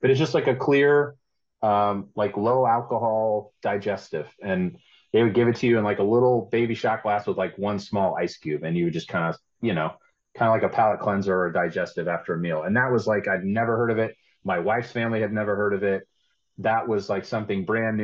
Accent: United States; as an American

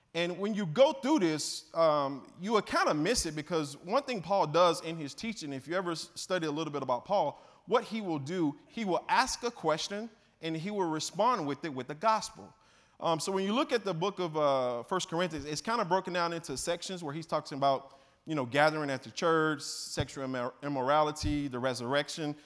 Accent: Mississippi, United States; accent: twang, Southern; moved away as an adult; also born or lived in Southern California; I'm from Mississippi originally

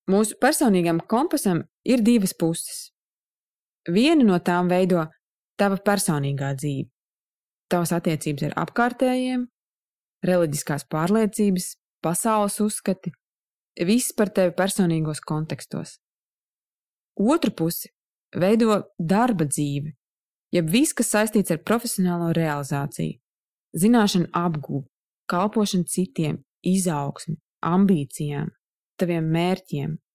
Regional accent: Saldus, Saldus Municipality, Latvia; moved away as an adult; now in Riga, Latvia; Es atceros sevi 19 gadu vecumā, es pārcēlos uz Rīgu no Saldus un uzsāku studijas.

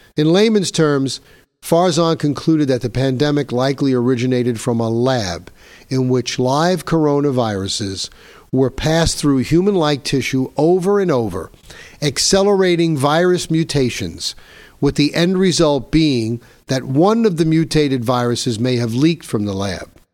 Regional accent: New York, United States; Here in my home state of New York, my home city of New York

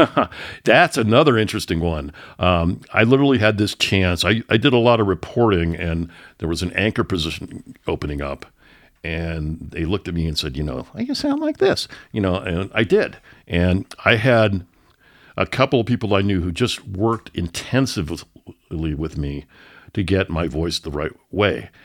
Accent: San Francisco Bay Area, California, United States; moved away as an adult; also born or lived in Oakland, California / San Lorenzo, California; now in Denver, United States; I grew up in the San Francisco Bay Area. I was born in Oakland, California

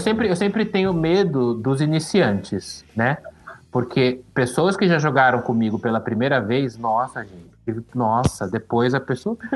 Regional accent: São Paulo, Brazil; quando eu era criança, eu morava na Vila Liviero, que é, é, que é a periferia ali de São Paulo, divisa com São Bernardo

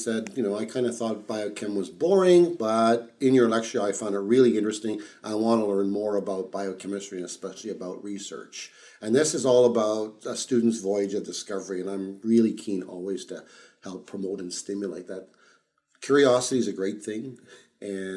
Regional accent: Ottawa, Ontario, Canada; I grew up in Ottawa, so I was a son of immigrant parents. I moved to Canada when I was 2 years old

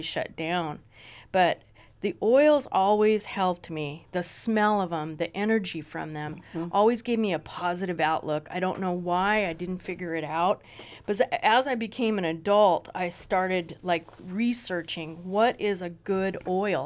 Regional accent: Ojai, California, United States; I grew up in Ojai

